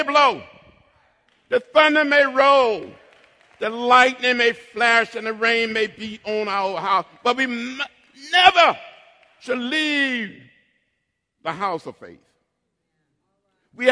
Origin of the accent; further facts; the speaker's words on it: Troy, Alabama, United States; moved away as an adult; growing up outside of Troy, Alabama, 50 miles from Montgomery